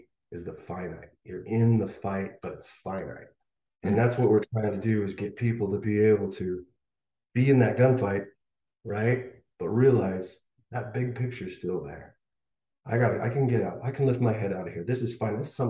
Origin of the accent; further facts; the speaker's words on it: Rocky Mountains, Northwest, United States; I'm from the Northwest, Rocky Mountains